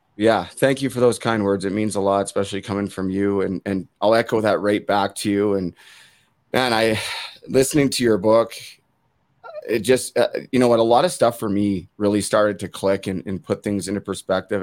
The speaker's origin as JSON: {"language": "English", "town": "Vancouver", "region": "British Columbia", "country": "Canada", "tie": "born or raised there", "said": "my hometown Vancouver Canucks"}